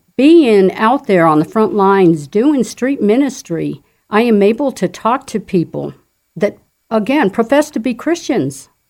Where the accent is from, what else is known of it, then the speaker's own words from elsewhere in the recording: Fountain, Colorado, United States; I am a native of Colorado. I grew up in Fountain